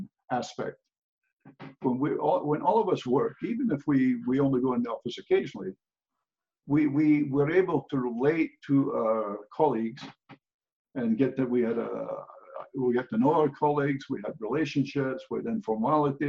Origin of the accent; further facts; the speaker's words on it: Scotland, United Kingdom; moved away as an adult; now in United States; I grew up, obviously, I grew up in Scotland